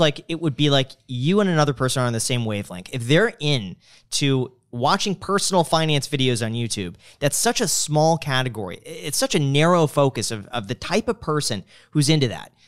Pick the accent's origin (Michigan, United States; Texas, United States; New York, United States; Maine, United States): Michigan, United States; moved away; as a Michigander